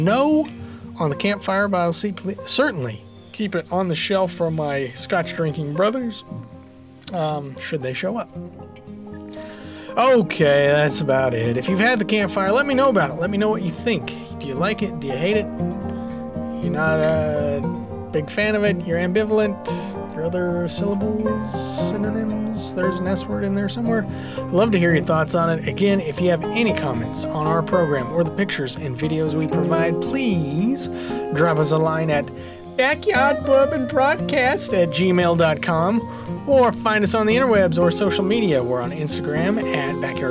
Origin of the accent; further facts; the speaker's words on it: United States; I'm an American